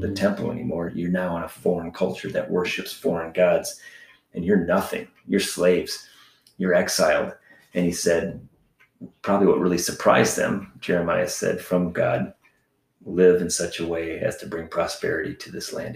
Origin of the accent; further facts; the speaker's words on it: United States; moved away as an adult; being an American